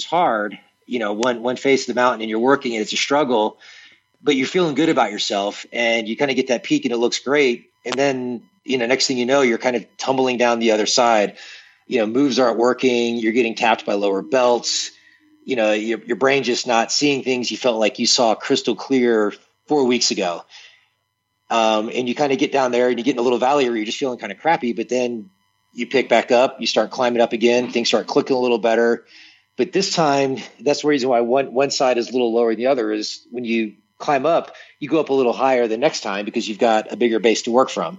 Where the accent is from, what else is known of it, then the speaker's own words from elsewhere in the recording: Tarpon Springs, Florida, United States; I'm from a town in Florida called Tarpon Springs.